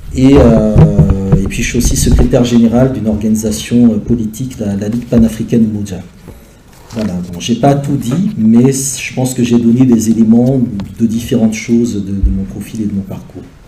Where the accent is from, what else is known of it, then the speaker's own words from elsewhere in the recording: Benin; moved away; also born or lived in Paris, France / Montreal, Canada; je suis né au Bénin, ma mère est martiniquaise